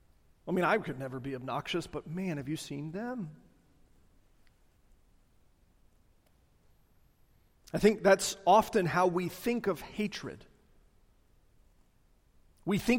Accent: the South, United States; I'm a Southerner.

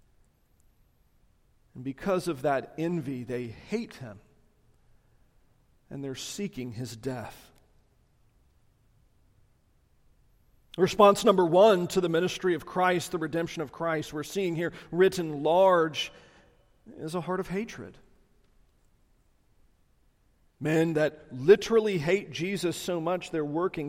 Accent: the South, United States; I'm a Southerner.

